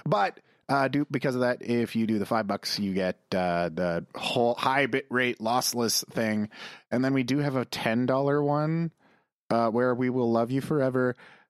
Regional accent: Calgary, Alberta, Canada; Because we're from Calgary and needs a cowboy hat.

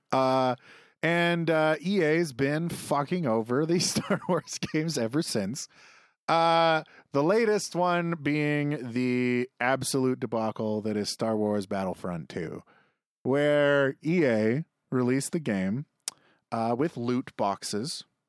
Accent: Canada; I'm from Canada and don't speak German

